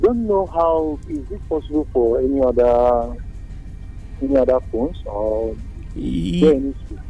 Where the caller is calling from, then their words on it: Lagos, Nigeria; I'm calling from Lagos.